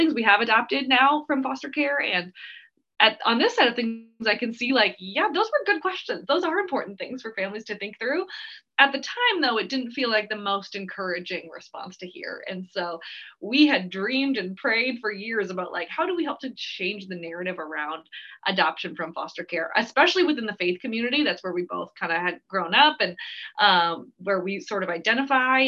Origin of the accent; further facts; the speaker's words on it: Twig, Minnesota, United States; moved away as an adult; also born or lived in St. Paul, Minnesota / California; Twigg, Minnesota, if you've ever heard of Twigg, is where I grew up